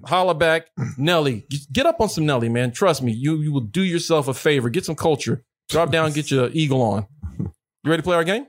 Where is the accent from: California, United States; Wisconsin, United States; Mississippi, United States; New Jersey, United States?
Mississippi, United States; I grew up in Mississippi